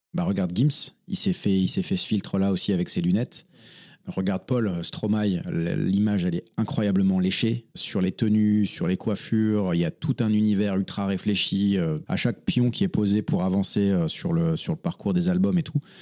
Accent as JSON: {"language": "French", "town": "Forbach", "region": "Grand Est", "country": "France", "tie": "born or raised there", "also_born_or_lived": "England / Reims", "moved": "as an adult", "lives_now": "Paris, France", "said": "je suis né en Moselle-Est, dans la belle ville de Forbach, euh, dans le 57. J'ai grandi euh, donc là-bas"}